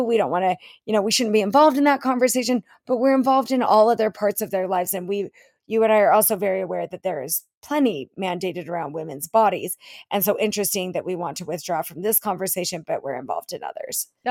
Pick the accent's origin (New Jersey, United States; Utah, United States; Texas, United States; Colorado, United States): Utah, United States; my home state of Utah